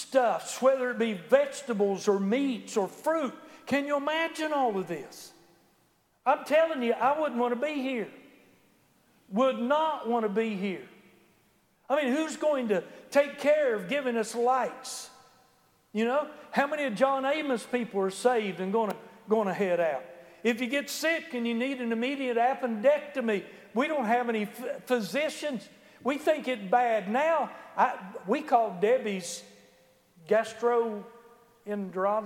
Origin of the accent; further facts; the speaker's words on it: United States; being an American